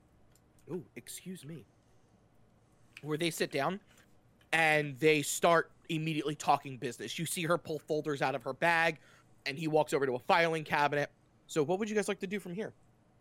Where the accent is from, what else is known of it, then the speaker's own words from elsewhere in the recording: Whitechapel, London, United Kingdom; I'm from Whitechapel.